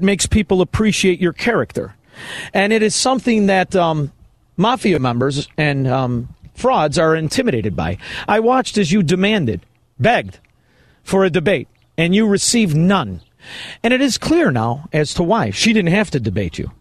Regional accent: Chicago, Illinois, United States; We're from Chicago.

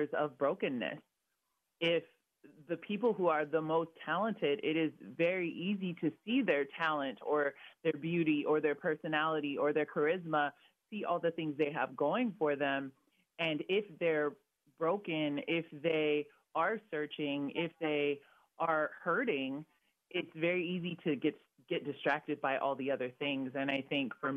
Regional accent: Vancouver, Washington, United States; also born or lived in Redlands, California; I was born in Redlands, California, but I ended up growing up in Vancouver, Washington.

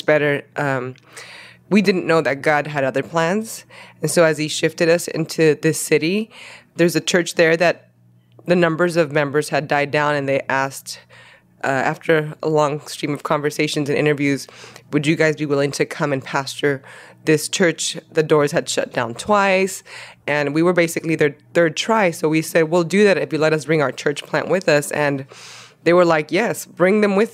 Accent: Los Angeles, California, United States; accent: Latino heritage sound; first language Spanish; English is a second language; I was born and raised in Los Angeles.

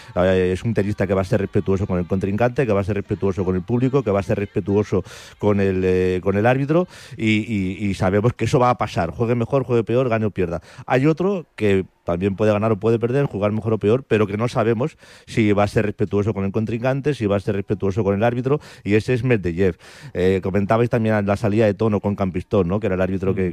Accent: Spain; como español

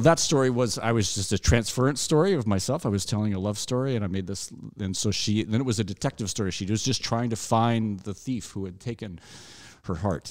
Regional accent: Alabama, United States; now in Chicago, United States; I grew up in Alabama in a very small town that didn't have a movie theater

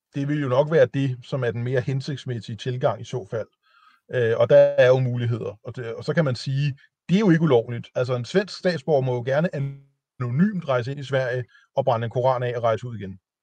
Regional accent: Denmark; jeg er jo dansker

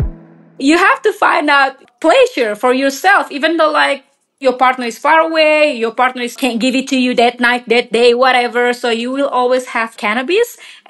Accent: Indonesia; now in Colorado, United States; I'm from Indonesia originally and live in Colorado.

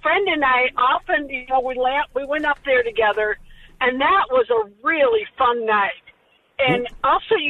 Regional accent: Chicago, Illinois, United States; now in Denver, United States; I had the same ones growing up in Chicago, a lot of the same memories.

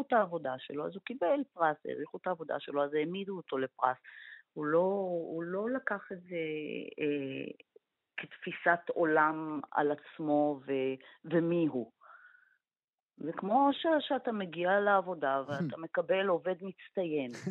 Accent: Israel; אנחנו ישראלים

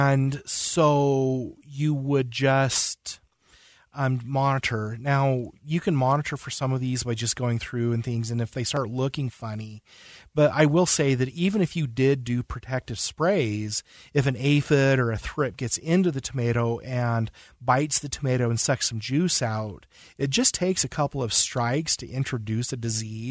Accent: West Point, Utah, United States; I'm from West Point.

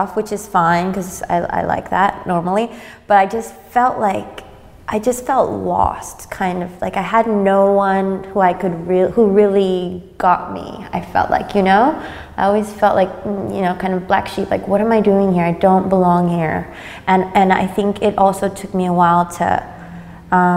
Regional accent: San Francisco, California, United States; also born or lived in Madrid, Spain / Berlin, Germany; now in Sydney, Australia; I grew up in San Francisco

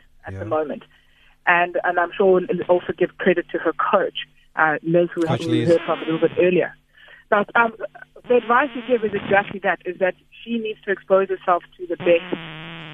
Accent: South Africa; as South African players

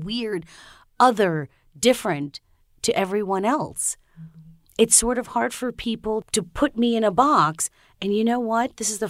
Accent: Long Island, New York, United States; also born or lived in Brooklyn, New York; I was born in New York, in Brooklyn, New York, and raised on Long Island, and I'm American, but I'm also the child of immigrants. My mom is from Haiti. My dad is from Trinidad.

